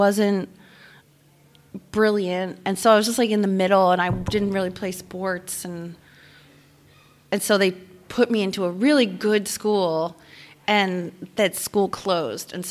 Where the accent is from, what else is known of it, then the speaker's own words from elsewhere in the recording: Rockville Centre, New York, United States; I grew up on Long Island, okay, in a town called Rockville Center